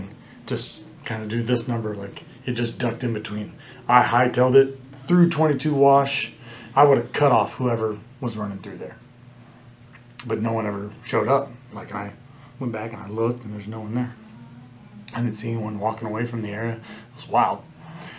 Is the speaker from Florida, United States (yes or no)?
no; Kansas City, Missouri, United States; I'm from Kansas City